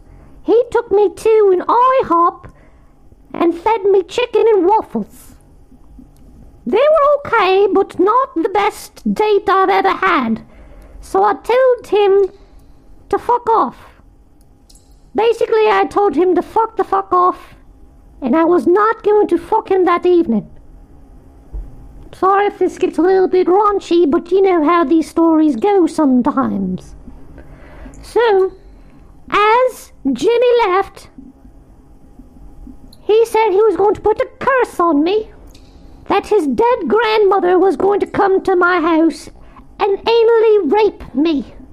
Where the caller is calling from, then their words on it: Manchester, North West England, United Kingdom; Hi, Nick the Rat. … I'm calling you from Manchester.